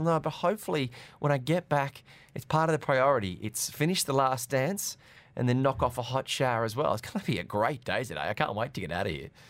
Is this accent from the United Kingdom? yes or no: no; Australia; now in Dubai, United Arab Emirates; growing up in Australia